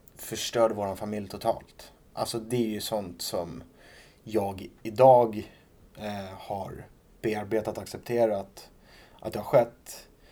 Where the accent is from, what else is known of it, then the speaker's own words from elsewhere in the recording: Rimbo, Stockholm County, Sweden; jag kommer ifrån Rimbo då, som ligger en bit utanför Norrtälje.